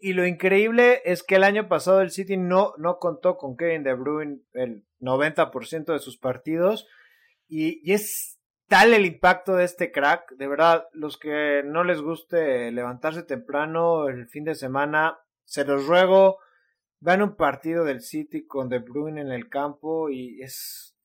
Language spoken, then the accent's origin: Spanish; Mexico